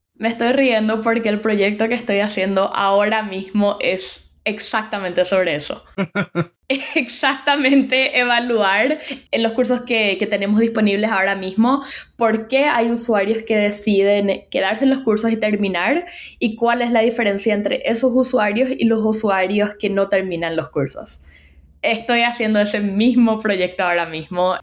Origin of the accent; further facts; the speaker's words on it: Paraguay; moved away as an adult; also born or lived in United States; now in New York, United States; yo soy de Paraguay